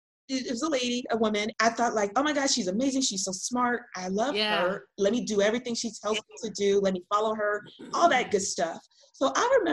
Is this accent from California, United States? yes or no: yes; Los Angeles, California, United States; we grew up in South Central